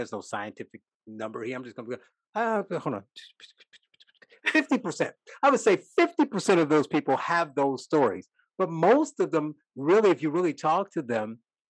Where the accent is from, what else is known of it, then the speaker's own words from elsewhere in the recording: Northwest Indiana, United States; I grew up in Northwest Indiana